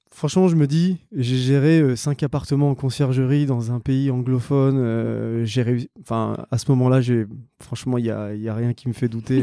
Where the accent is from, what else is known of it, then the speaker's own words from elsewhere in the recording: Réunion; moved away; je suis né, j'ai grandi à La Réunion